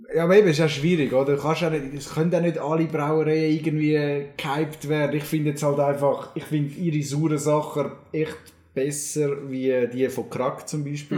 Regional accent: Zürcher Unterland, Zurich, Switzerland; als Zürcher Unterländer

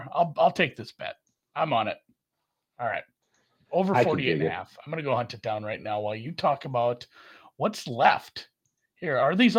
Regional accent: Minnesota, United States; I'm from Minnesota.

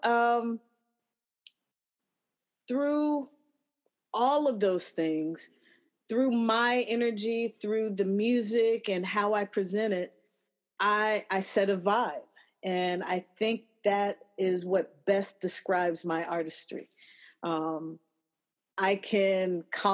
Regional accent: Los Angeles, California, United States; I'm from Los Angeles. I was born and raised

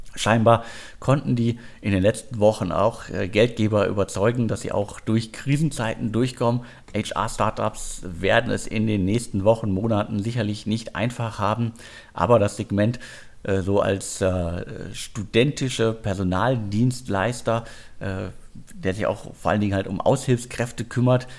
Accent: Ruhr area, North Rhine-Westphalia, Germany; moved away; ins Ruhrgebiet, meine alte Heimat

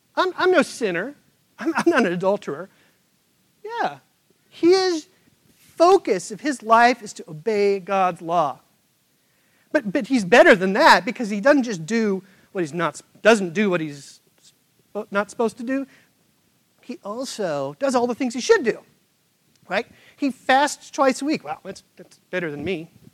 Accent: Midwest, United States; now in Charlotte, United States; Where I grew up in the Midwest

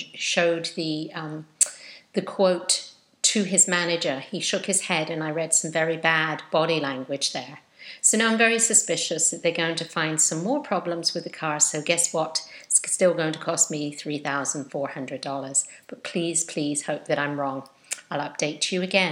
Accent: England, United Kingdom; now in United States; being English and having this constant feeling that I'm in a different country

